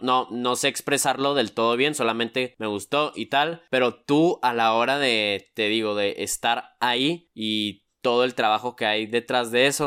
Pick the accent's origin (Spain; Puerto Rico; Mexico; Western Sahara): Mexico; decir que soy mexicano, también soy muy orgulloso de eso